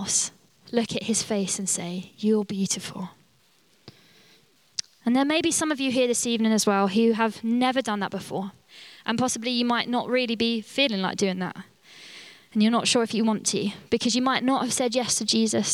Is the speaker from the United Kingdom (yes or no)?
yes; United Kingdom; we're British